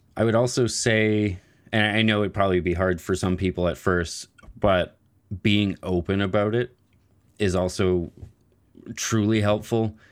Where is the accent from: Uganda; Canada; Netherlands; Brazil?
Canada; Nova Scotia; I am from Nova Scotia